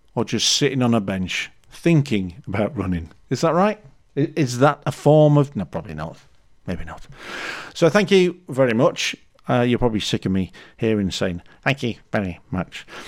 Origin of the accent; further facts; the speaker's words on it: Leeds, Yorkshire and the Humber, United Kingdom; I'm from Leeds